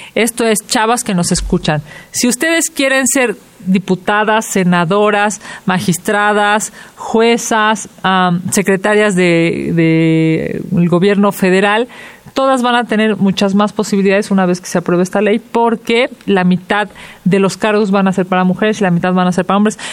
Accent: Mexico

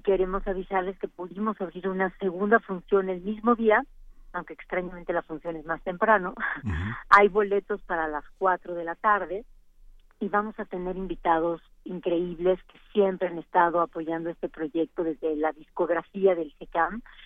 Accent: Oaxaca, Mexico

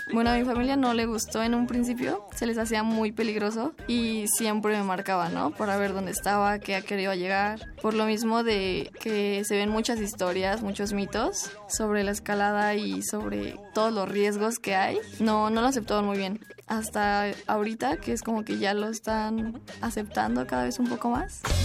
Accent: Mexico City, Mexico; yo nací en la Ciudad de México el 5 de octubre de 1996

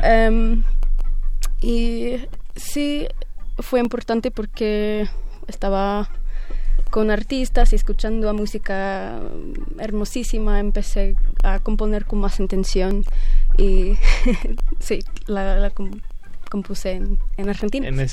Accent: New York, United States; yo soy de Brooklyn.

